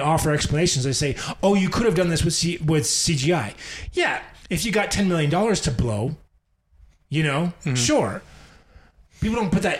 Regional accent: United States; As a fucking American

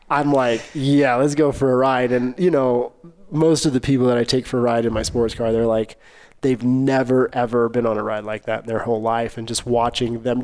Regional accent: Arkansas, United States; I grew up in Arkansas.

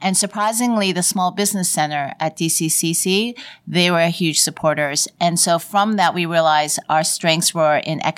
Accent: Toronto, Ontario, Canada; moved away; also born or lived in Vancouver; I'm from Toronto, and then I moved to Vancouver.

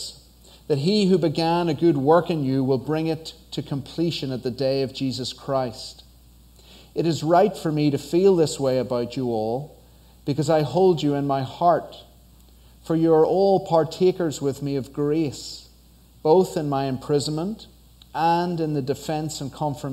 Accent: Northern Ireland, United Kingdom; moved away as an adult; now in United States; I'm from Northern Ireland, on the other side of the Atlantic. So that's where the accent is from

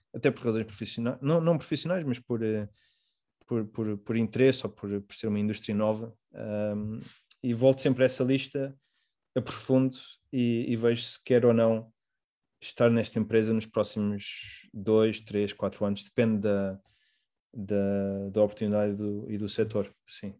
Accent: Portugal; also born or lived in Mozambique; now in Rotterdam, Netherlands; como português

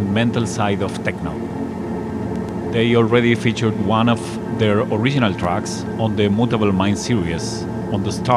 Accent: Buenos Aires, Argentina; my hometown of Buenos Aires, Argentina

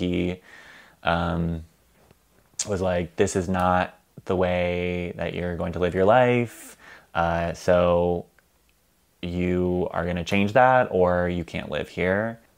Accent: Chagrin Falls, Ohio, United States; I'm from Chagrin Falls, Ohio.

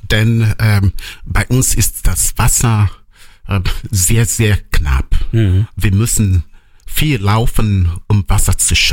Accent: Nanka, Anambra, Nigeria; born there; Genau, ich komme gebürtig aus Nanka.

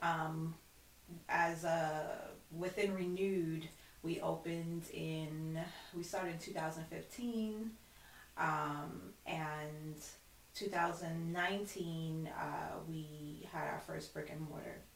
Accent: Brooklyn, New York, United States; I'm known as a Guyanese Haitian because I grew up in the Haitian community. I, I live in a Flatbush community

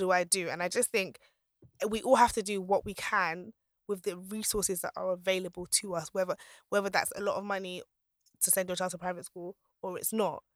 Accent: Nigeria; I'm Nigerian

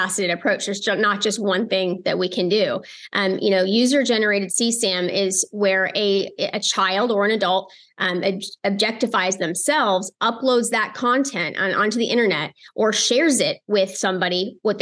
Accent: United States; I'm American

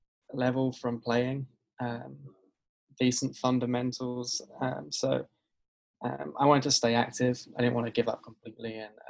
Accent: England, United Kingdom; now in United States; So growing up in England, I guess, like most kids in England, I wanted to play football, or soccer, as you guys call it over here.

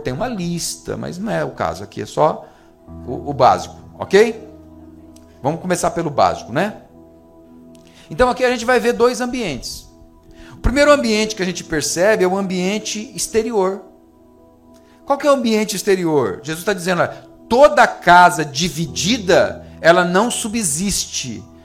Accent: Brazil; deve ser brasileiro, igual eu

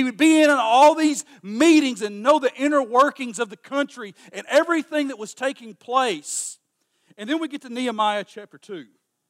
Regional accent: United States; here we come from Kentucky and Tennessee

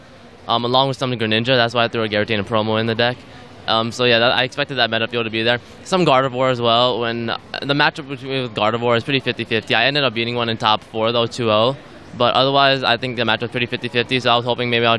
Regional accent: New Jersey, United States; I'm a player from New Jersey, and I've been playing for 10 years now

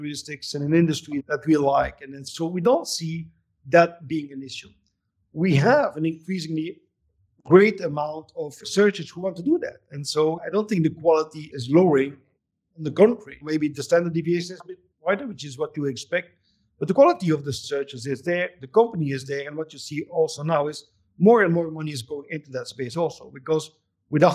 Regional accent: Belgium; also born or lived in Barcelona; now in Vancouver, Canada; I'm from Belgium, but I spent most of my time between Vancouver and Barcelona.

